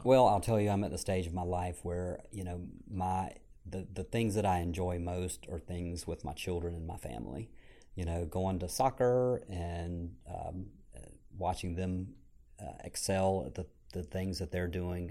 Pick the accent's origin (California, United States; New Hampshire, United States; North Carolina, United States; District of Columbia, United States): North Carolina, United States; Franklinton; I grew up in a small town called Franklinton. uh, here in, uh, North Carolina, about forty-five minutes north of Raleigh